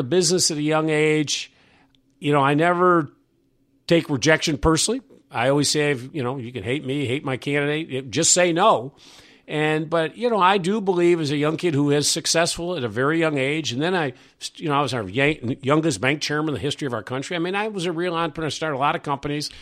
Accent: New York, United States; moved away as an adult; also born or lived in Syracuse; now in Virginia, United States; I was from New York.

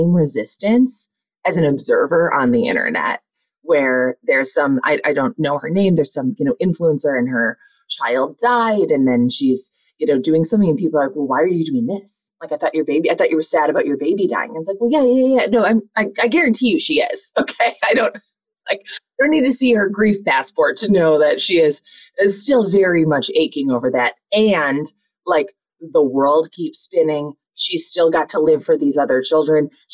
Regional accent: Minnesota, United States; I'm from Minnesota

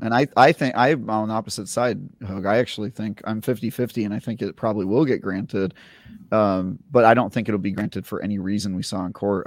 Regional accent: Oakland, California, United States; I grew up in Oakland in the nineties

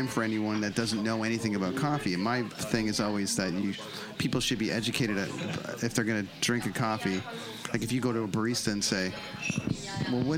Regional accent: Canada; being from Canada

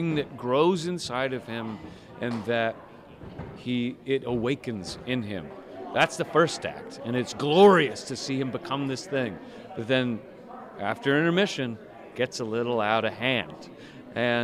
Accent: Columbia, South Carolina, United States; I was born in Columbia

